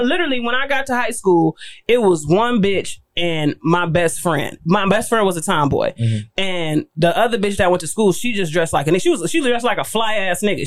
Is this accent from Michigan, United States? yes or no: yes; Pontiac, Michigan, United States; I'm from Pontiac